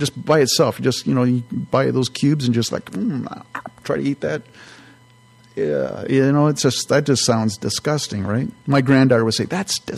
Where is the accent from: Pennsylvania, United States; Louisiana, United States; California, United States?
California, United States; I grew up in California